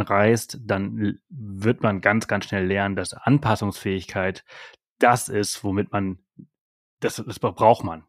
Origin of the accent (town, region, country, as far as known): Germany; also born or lived in Spain